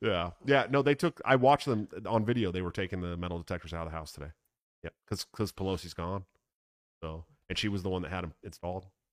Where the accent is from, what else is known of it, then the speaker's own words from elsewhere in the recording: Oakland, California, United States; moved away; I grew up in Oakland